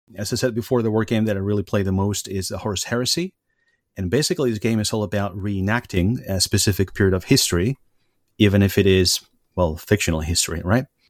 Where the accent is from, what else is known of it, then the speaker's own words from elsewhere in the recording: Spain; moved away as an adult; now in Germany; I come from Spain originally, but I've been living in Germany for the last um, sixteen years.